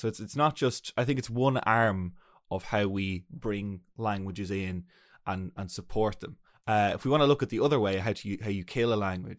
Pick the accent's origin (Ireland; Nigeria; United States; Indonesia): Ireland; we're an English-speaking country